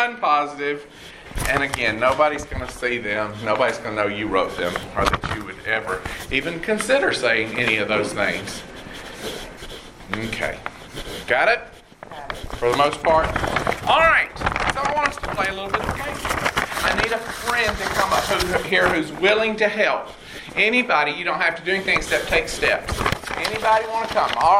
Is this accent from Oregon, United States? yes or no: no; College Park, Georgia, United States; moved away as an adult; also born or lived in Atlanta, Georgia / Nashville, Tennessee; now in Houston, United States; I was born and raised in Atlanta and grew up in College Park